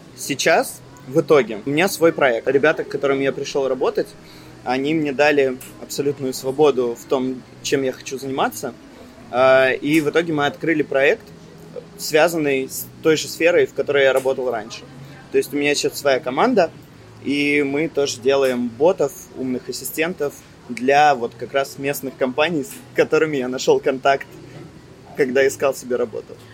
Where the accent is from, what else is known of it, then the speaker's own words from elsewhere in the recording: Russia; moved away as an adult; also born or lived in Germany; now in Cyprus; Я планировал уезжать из России